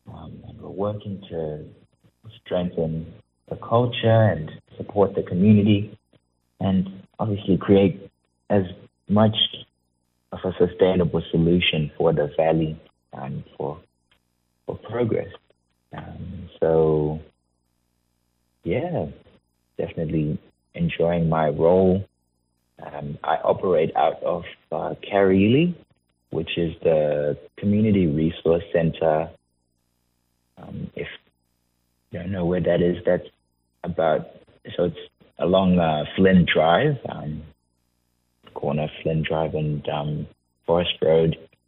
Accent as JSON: {"language": "English", "country": "Zimbabwe", "also_born_or_lived": "New South Wales", "moved": "as an adult", "lives_now": "Fitzroy Crossing, Australia", "said": "I came to Australia from Zimbabwe, around 2017, and I was studying in university in New South Wales."}